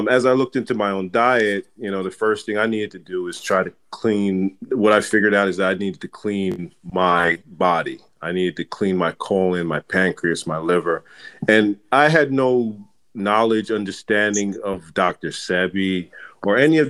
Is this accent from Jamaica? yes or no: yes; Jamaica; So I'm Jamaican, and I was raised in a culture where we ate a lot of heavy food.